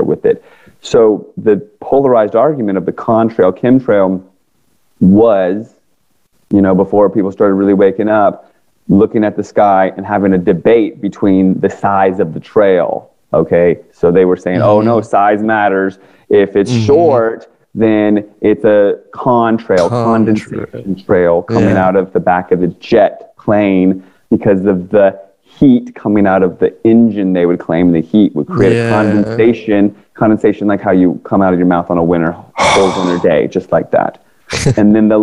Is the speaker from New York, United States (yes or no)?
no; Northern Virginia, United States; also born or lived in Washington, D.C. area; now in California, United States; I grew up in Northern Virginia